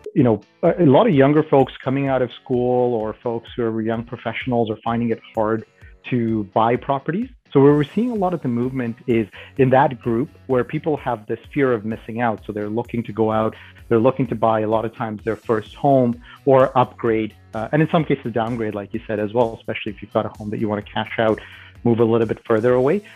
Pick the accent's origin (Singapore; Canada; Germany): Canada; Toronto, Ontario; I grew up in Canada. I uh, I'm from Toronto originally, and uh, I went to school here in Toronto